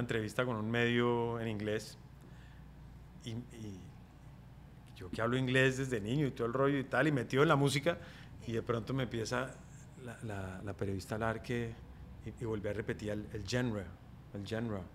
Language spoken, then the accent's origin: Spanish; Colombia; moved away as an adult; also born or lived in Bogotá; mi tierra es Colombia, mi país es Colombia